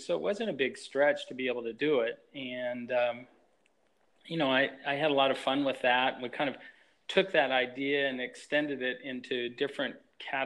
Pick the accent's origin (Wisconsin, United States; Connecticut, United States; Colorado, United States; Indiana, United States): Colorado, United States; moved away as an adult; also born or lived in Tulsa, Oklahoma / Boston; I grew up in Colorado. It was a great place to grow up.